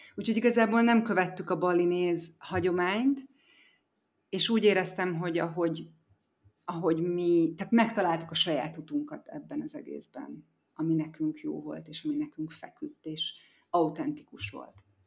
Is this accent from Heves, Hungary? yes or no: yes; Eger, Heves, Hungary; moved away as an adult; also born or lived in Szombathely, Hungary / United States; now in Bali, Indonesia; Egerben születtem, és a szüleim mind a ketten kápolnaiak, az egy Eger közeli falu